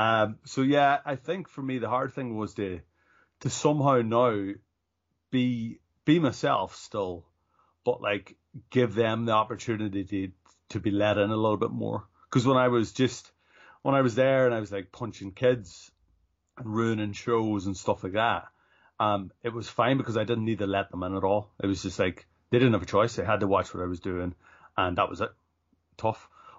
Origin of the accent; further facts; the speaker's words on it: Ulster, Ireland; accent: northern; So I grew up in the northwest. It's in County Donegal. So that's why my accent is actually, it's very, very northern.